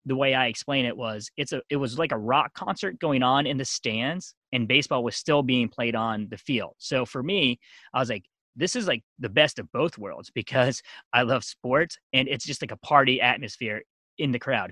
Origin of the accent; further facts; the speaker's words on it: Eastern Pennsylvania, United States; also born or lived in South Korea; I grew up most of my life in Eastern Pennsylvania.